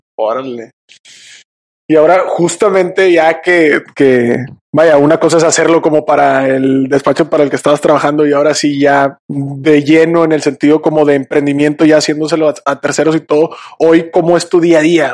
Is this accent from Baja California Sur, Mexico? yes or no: no; Monterrey, Nuevo León, Mexico; Somos regiomontanos 100% por acá